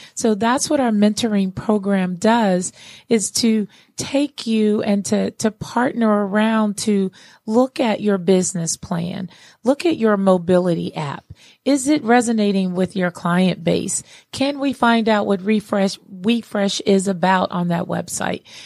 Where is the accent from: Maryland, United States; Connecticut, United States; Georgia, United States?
Georgia, United States; Atlanta; here in Atlanta, um, in my hometown here